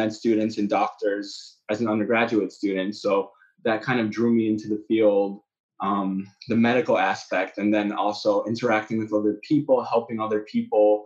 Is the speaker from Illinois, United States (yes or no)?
yes; Chicago, Illinois, United States; moved away as an adult; also born or lived in Kraków, Poland; now in Poland; I'm from Chicago, so that's how I obviously know Matt and Peter. Born in Chicago, I went did my undergrad at Northwestern.